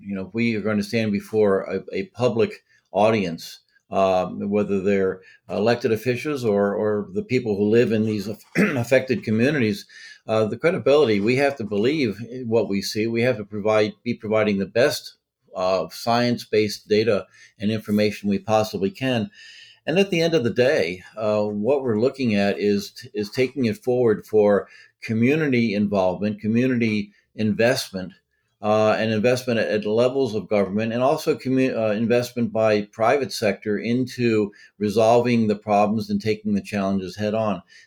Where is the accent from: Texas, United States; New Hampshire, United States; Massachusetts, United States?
Massachusetts, United States; now in Delaware, United States; I'm from Massachusetts originally.